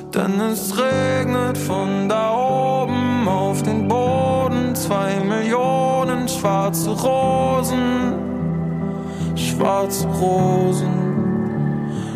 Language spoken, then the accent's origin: German; Hamburg, Germany; ich komme aus Hamburg